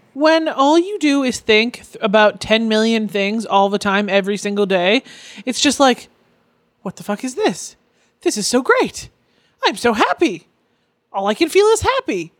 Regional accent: Canada; now in North Orange County, United States; I'm Canadian

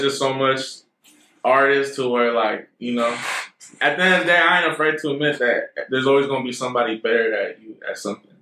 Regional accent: Rohnert Park, California, United States; I'm from Northern Park, California. That's up north, like 707.

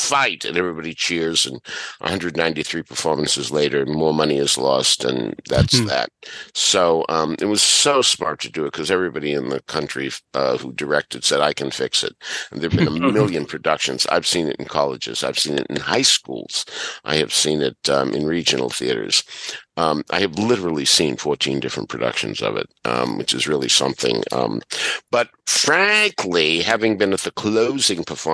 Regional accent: Boston, Massachusetts, United States; my growing up in Boston

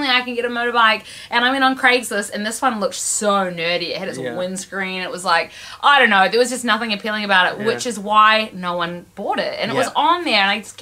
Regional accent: New Zealand; also born or lived in Vietnam / Canada; if you're a New Zealand or Australian citizen

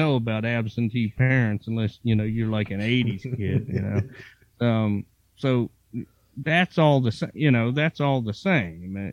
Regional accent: Virginia, United States; I grew up in Virginia and, I kind of in the country

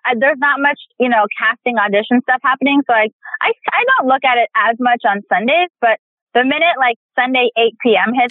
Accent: India; I'm Indian. So I'm in, as an Indian actor, there's, there's a few of us.

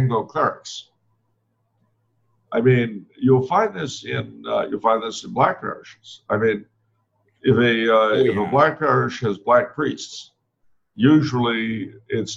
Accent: California, United States; I was raised in California

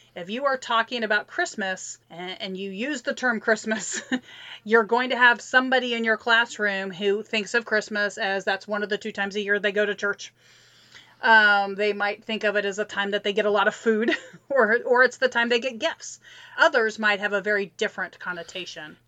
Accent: Midwest, United States; I grew up in the Midwest

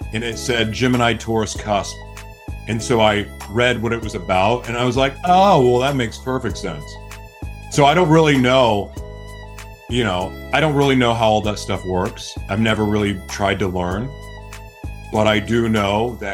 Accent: United States; growing up in America

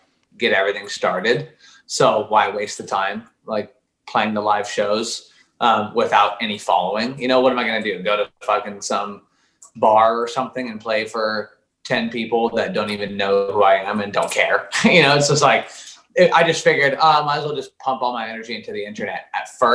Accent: Oregon, United States; moved away as an adult; now in Los Angeles, United States; I grew up in Oregon and was there for 24 years until now. And I literally just moved

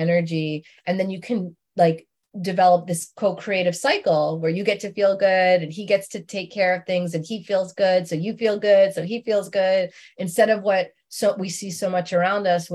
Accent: New York City, New York, United States; I grew up in Queens

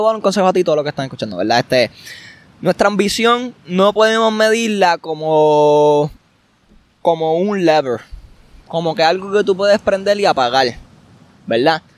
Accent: Puerto Rico; los boricuas, nosotros

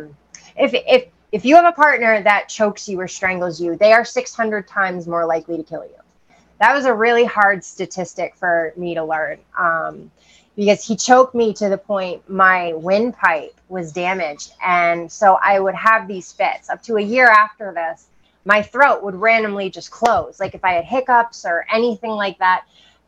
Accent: Maine, United States; I grew up in Maine

